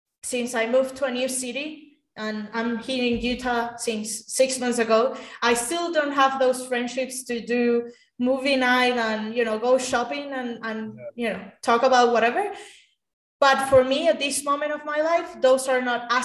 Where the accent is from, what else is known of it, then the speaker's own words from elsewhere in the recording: Caracas, Capital District, Venezuela; moved away; I grew up in Caracas, Venezuela, which is the capital of the country.